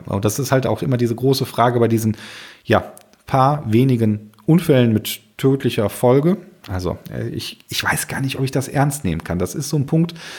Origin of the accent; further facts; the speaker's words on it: Germany; bei uns in Deutschland